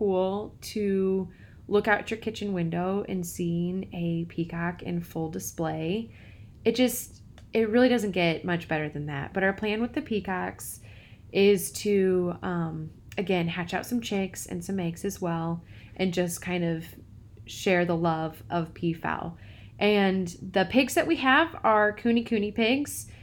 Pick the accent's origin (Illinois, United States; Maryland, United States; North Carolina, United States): Illinois, United States; Peoria; I grew up in the middle of a big city in central Illinois. I grew up in Peoria.